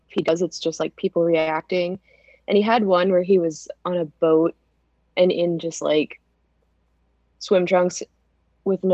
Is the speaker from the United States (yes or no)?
yes; Lynchburg, Virginia, United States; I grew up in Lynchburg, Virginia